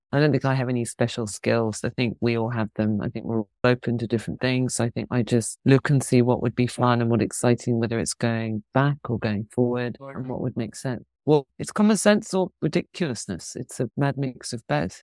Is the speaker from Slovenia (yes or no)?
no; London, United Kingdom; moved away; also born or lived in Hong Kong; I grew up in London